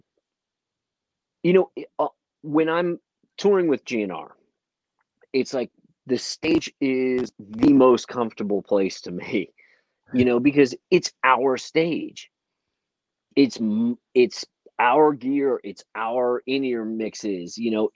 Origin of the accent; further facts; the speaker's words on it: St. Louis, Missouri, United States; when I was a kid I grew up in St. Louis